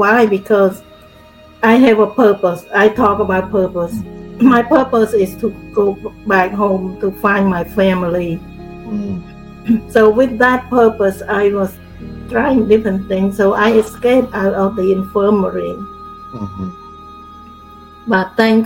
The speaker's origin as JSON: {"language": "English", "country": "Cambodia", "tie": "born or raised there", "moved": "as an adult", "said": "I grew up in Cambodia"}